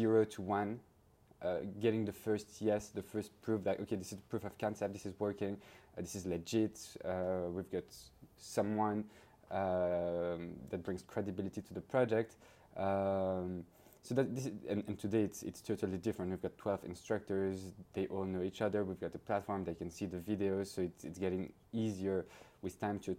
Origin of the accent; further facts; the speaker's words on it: Belgium; moved away as an adult; also born or lived in London / Paris; I grew up in Belgium, moved to London